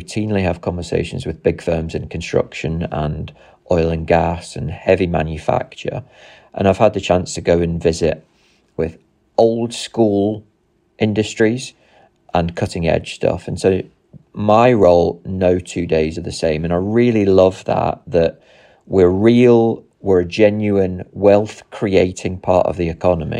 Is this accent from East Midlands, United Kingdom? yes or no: yes; Nottinghamshire, East Midlands, United Kingdom; I grew up in Nottinghamshire in the 1990s